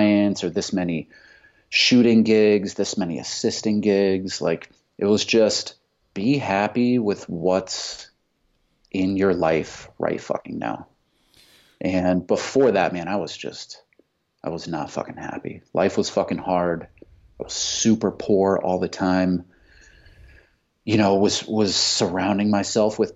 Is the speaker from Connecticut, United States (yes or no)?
yes; Fairfield, Connecticut, United States; Connecticut, in this fucking place called Fairfield, Connecticut